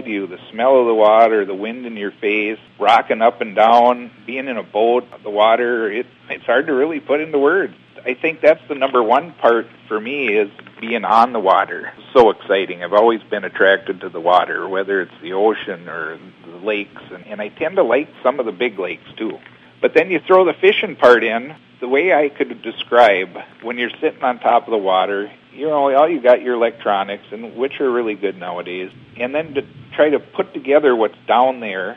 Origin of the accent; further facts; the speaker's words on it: Princeton, Minnesota, United States; I grew up in Princeton, Minnesota